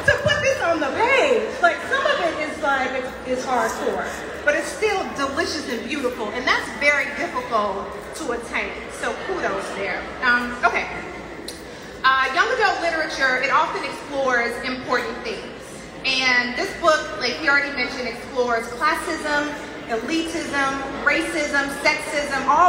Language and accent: English; Chicago, Illinois, United States; moved away; also born or lived in New York City; I'm a Chicago girl. Even though, like I just said, I lived in New York City.